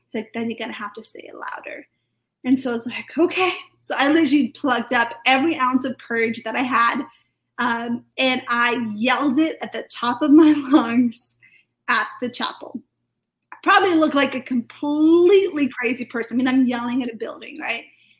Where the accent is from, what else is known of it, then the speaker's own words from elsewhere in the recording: Wales, United Kingdom; now in Reading, United Kingdom; so I do live in Reading, but I'm actually from Wales. I live in Wales, my whole family's still over there, so I'm Welsh and British.